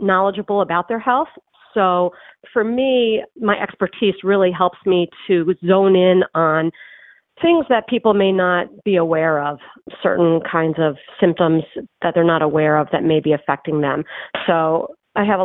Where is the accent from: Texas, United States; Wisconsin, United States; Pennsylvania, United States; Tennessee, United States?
Pennsylvania, United States; Philadelphia; moved away as an adult; now in Boston, United States; I am actually from the Philadelphia area. I just moved to Boston about a year and a half ago